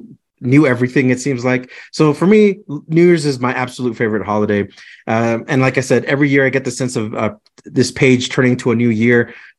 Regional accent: Clovis, New Mexico, United States; now in Fort Collins, United States; I was from New Mexico, over from the Clovis Portales area. My mom still lives over there, and it takes about 12 hours to drive from Fort Collins all the way to Clovis, New Mexico. And I tell my friends here in Fort Collins, like, oh, I'm from Clovis

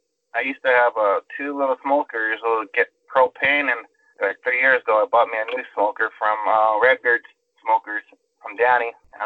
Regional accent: Norwalk, California, United States; also born or lived in Whittier, California; I grew up in Norwalk, but now I'm in Whittier. So in Whittier, then I went to Santa Fe High School. I never moved out. Still in the same area. Last 37 years.

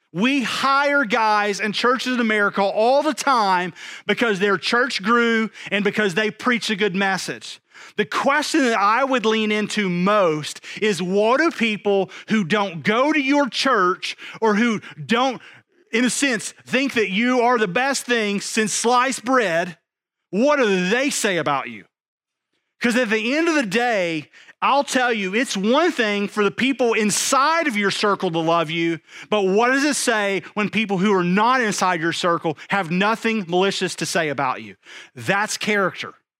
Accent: East Texas, United States; I'm from East Texas

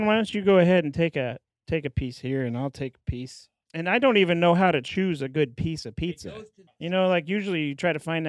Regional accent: Kansas City, United States; all from Kansas City

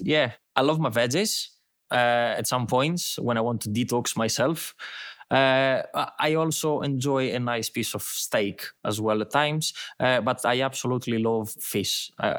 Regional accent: Greece; accent: Greek; English is a second language; moved away as an adult; also born or lived in United Kingdom; I've been abroad. I've been in the UK for like 10 years. So I might just lost my Greek accent a bit.

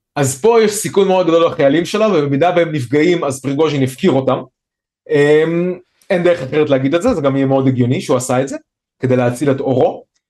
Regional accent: Israel; אצלנו בישראל

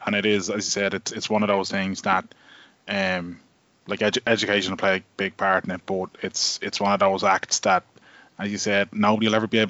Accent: Ballybrack, Leinster, Ireland; We are from Ballybrack after all.

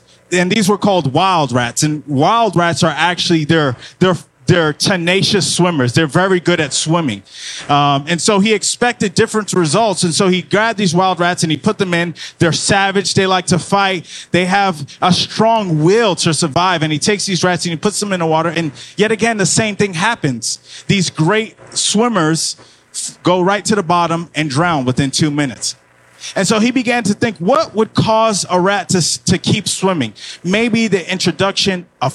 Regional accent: Miami, Florida, United States; now in Georgia, United States; I'm originally from Miami, so when I came here to Georgia

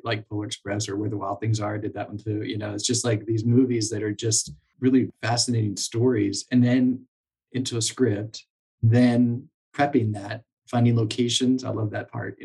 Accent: Lancaster, Pennsylvania, United States; moved away; I grew up in Lancaster, Pennsylvania, and my wife grew up in York, so right across the river.

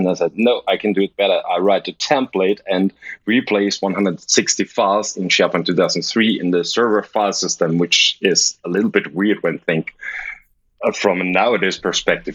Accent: Linz, Upper Austria, Austria; moved away as an adult; now in Vienna, Austria; my hometown Linz

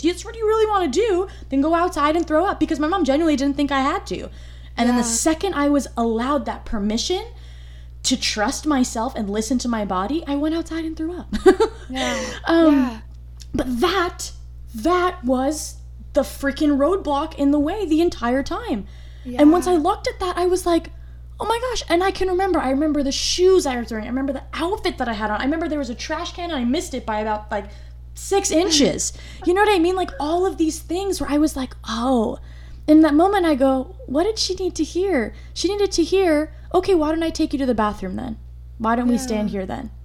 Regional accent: United States; I'm first generation born in the United States

